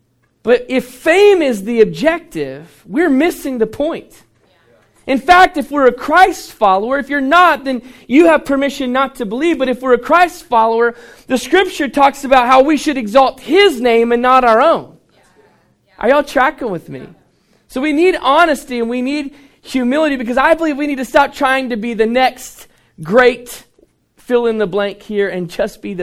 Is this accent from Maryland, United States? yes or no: no; Dallas, Texas, United States; moved away as an adult; also born or lived in Phoenix, United States; now in Orange County, United States; I was born and raised in Dallas